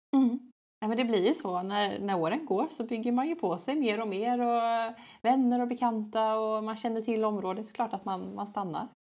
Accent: Gothenburg, Västra Götaland, Sweden; jag är också från Göteborg

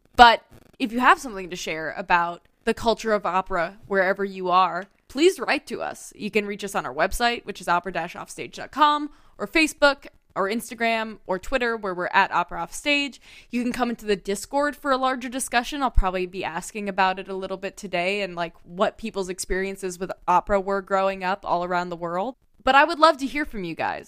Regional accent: Tennessee, United States; I grew up in Tennessee

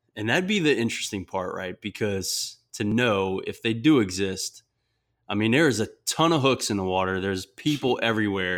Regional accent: South Louisiana, United States; I'm from South Louisiana, and that Louisiana education isn't necessarily the highest nationally

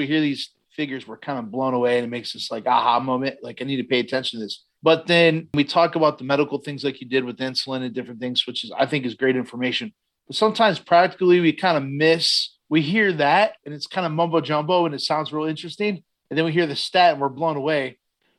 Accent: Garrettsville, Ohio, United States; in my hometown, I grew up in Garrettsville years ago

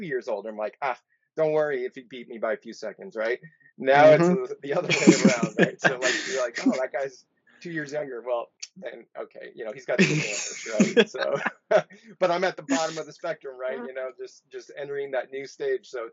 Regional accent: San Luis Obispo, California, United States; So I'm originally from the Central Coast of California, a little place called San Luis Obispo. Just lived in that county, growing up there my whole

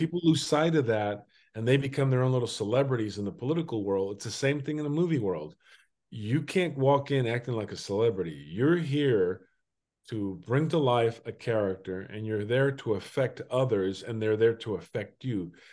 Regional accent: Durango, Mexico; I'm Mexican. I was born in Durango, Durango in nineteen seventy

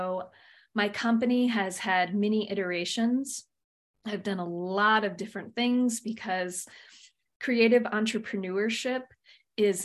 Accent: Michigan, United States; moved away; also born or lived in Phoenix, Arizona; I was born and raised in Michigan, so Midwestern girl at heart, and then moved out to the western desert of Phoenix for the second quarter of my life

